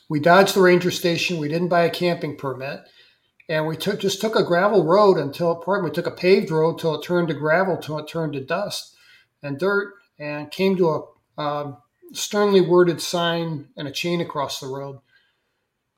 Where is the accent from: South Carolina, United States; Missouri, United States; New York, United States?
Missouri, United States; St. Louis; moved away as an adult; also born or lived in Vermont; I was from St. Louis, Missouri. We were both city kids